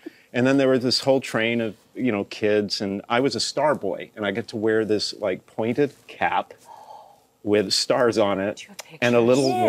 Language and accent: English; Atlanta, Georgia, United States; I grew up in Atlanta at a church called Lutheran Church of Redeemer.